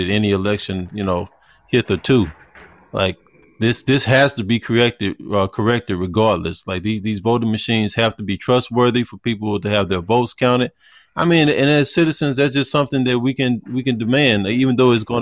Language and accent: English; Houston, Texas, United States; I'm from Houston